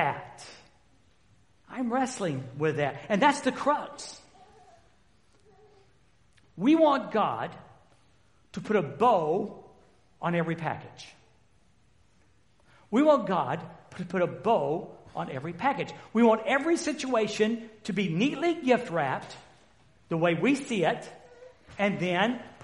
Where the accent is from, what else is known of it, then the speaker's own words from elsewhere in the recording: the South, United States; I've been from the South.